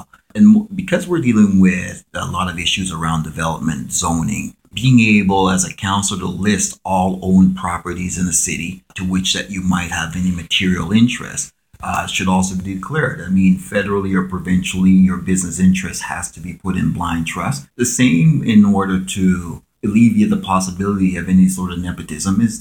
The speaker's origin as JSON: {"language": "English", "town": "Calgary", "region": "Alberta", "country": "Canada", "tie": "born or raised there", "said": "growing up in Calgary"}